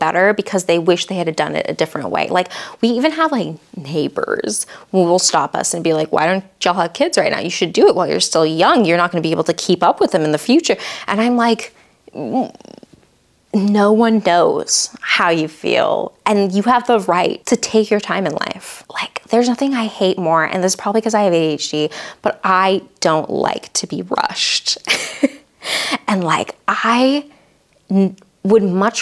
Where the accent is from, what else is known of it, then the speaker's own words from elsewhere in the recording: the Bible Belt, United States; I grew up in the Bible Belt